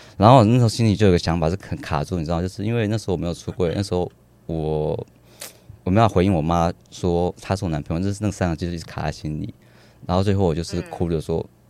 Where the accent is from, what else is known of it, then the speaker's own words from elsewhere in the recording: southern Taiwan, Taiwan; now in Taipei, Taiwan; 我为什么会来台北生活，因为我是南部人